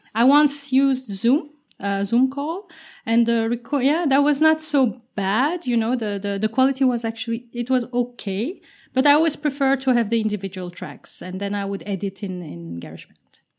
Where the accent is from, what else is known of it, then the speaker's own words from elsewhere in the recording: Turkey; now in Amsterdam, Netherlands; I'm based in Amsterdam. Uh, I'm originally from Turkey